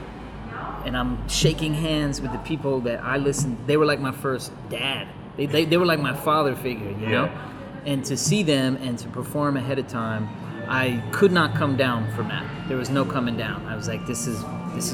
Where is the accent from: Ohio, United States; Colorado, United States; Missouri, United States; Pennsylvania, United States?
Colorado, United States; We're from Colorado originally